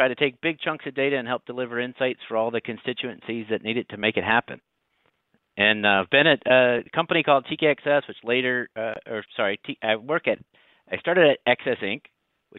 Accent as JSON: {"language": "English", "region": "Ohio", "country": "United States", "tie": "born or raised there", "moved": "yes", "lives_now": "North Carolina, United States", "said": "I was born in Ohio and moved to North Carolina in the late 90s, which is where I live today"}